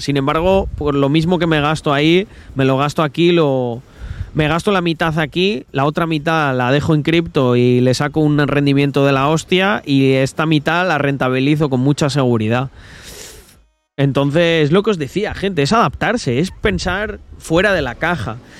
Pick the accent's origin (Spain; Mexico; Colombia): Spain; Salamanca, Castile and León; yo soy de Salamanca, de la original